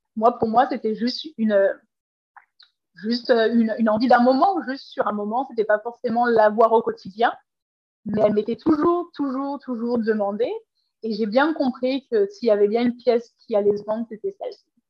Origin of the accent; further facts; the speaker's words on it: Paris region, Île-de-France, France; moved away as an adult; now in Vancouver, Canada; je suis originaire de la France et de la région parisienne